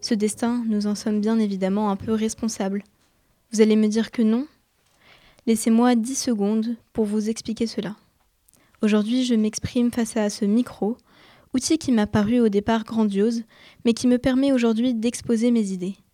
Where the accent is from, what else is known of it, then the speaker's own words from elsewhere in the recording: Egypt; now in Paris, France; je retourne souvent dans mon pays d'origine, l'Égypte